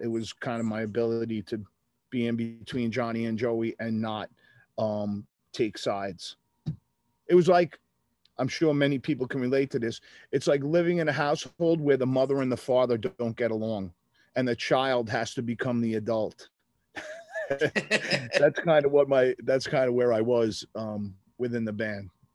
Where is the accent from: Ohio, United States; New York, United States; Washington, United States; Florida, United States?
New York, United States; Long Island; moved away as an adult; I wanted to get out of my hometown